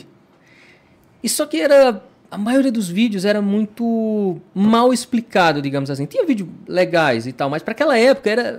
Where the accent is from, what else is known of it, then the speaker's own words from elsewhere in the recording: Petrolina, Pernambuco, Brazil; also born or lived in Cabrobó, Pernambuco; eu sou um cara que morei em Petrolina na minha infância né? E aí, numa, na adolescência, fui para Cabrobó